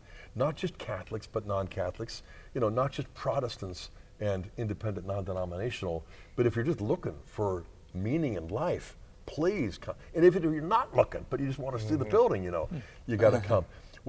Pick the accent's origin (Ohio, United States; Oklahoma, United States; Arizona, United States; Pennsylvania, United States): Pennsylvania, United States; Pittsburgh; now in Steubenville, United States; I grew up in Pittsburgh.